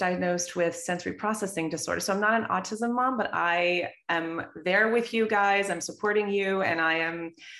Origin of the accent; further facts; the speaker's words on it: United States; now in Qatar; I'm from the United States.